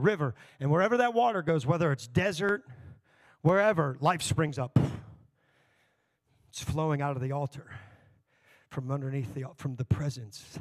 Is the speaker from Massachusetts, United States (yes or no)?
no; Texas, United States; now in Elkhart, United States; I grew up in Texas